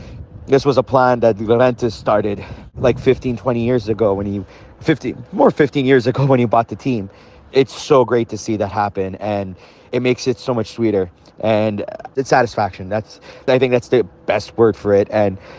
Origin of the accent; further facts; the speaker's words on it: Montreal, Quebec, Canada; I'm from Montreal, Canada.